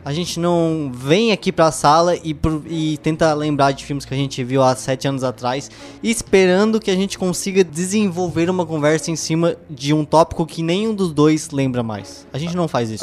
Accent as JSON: {"language": "Portuguese", "country": "Brazil", "said": "A gente é brasileiro"}